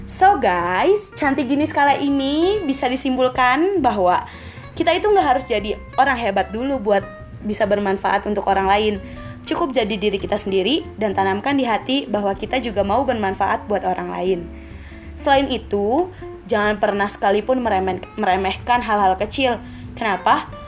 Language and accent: Indonesian; Jakarta, Indonesia; asal gue dari Jakarta.